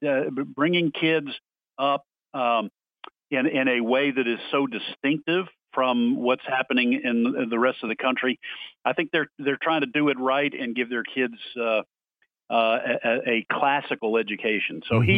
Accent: Boston, Massachusetts, United States; now in Tupelo, United States; I'm actually from the Boston area, but I married a Mississippi girl. We're located in Tupelo.

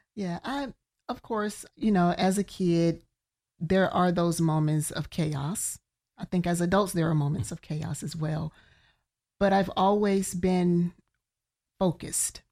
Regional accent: Birmingham, Alabama, United States; moved away as an adult; now in Central Florida, United States; from Birmingham, Alabama.

